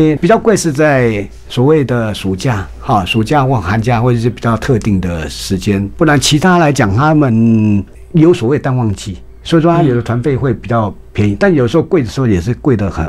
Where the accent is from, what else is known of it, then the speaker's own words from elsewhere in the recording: Taiwan; 除非你今天到福建、到厦门， 还可能跟我们台湾人口味差不多